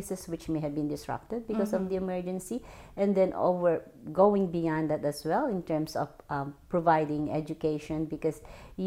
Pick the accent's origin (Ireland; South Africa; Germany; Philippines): Philippines; moved away as an adult; also born or lived in Sudan / Somalia; now in Canada; I'm originally from the Philippines, but I married a Canadian, that's why I'm here in Canada.